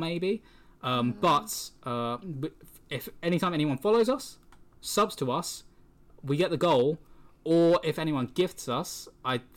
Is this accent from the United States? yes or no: no; England, United Kingdom; We're English